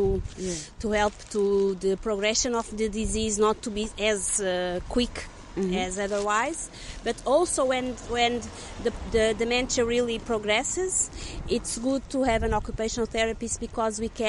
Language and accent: English; Lisbon, Portugal; I'm from Lisbon, Portugal, and I'm an occupational therapist